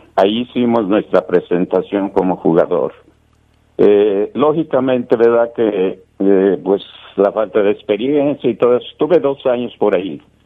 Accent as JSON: {"language": "Spanish", "town": "León", "region": "Guanajuato", "country": "Mexico", "said": "somos aquí de León, somos como se dice, panzas verdes"}